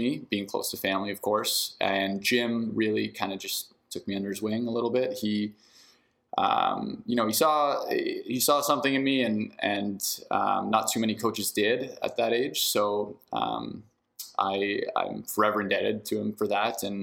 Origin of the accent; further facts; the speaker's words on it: Ottawa, Ontario, Canada; moved away; also born or lived in British Columbia; I grew up in Ottawa